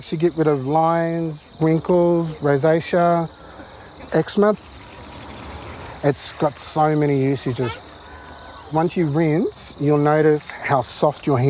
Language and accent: English; Yaegl Bundjalung country, New South Wales, Australia; I'm from the Yarrakal Bundjalung, which means that I come from the black sand of the saltwater nation